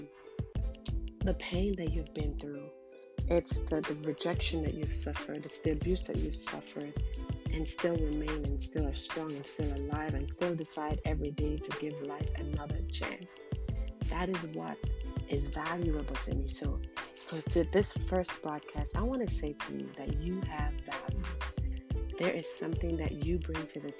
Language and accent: English; Jamaica; I was born in Jamaica